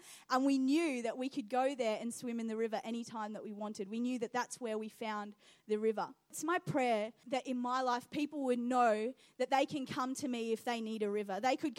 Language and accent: English; New Zealand; When I was younger, over in New Zealand, I grew up in New Zealand, and we used to go over to our friend's house